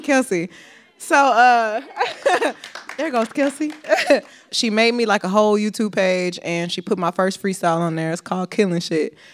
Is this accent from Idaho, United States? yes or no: no; Houston, Texas, United States; Growing up in Houston